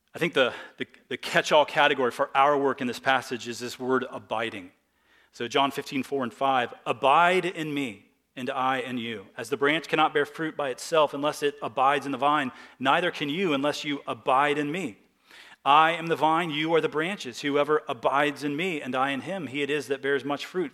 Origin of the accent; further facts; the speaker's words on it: United States; as American Christians